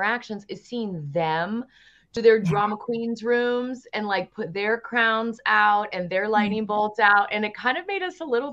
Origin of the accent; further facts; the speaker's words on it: Virginia, United States; moved away as an adult; also born or lived in New York; I was just ready to get out of Virginia and go to New York. And I had a little bit of a chip on my shoulder about certain things in my small town.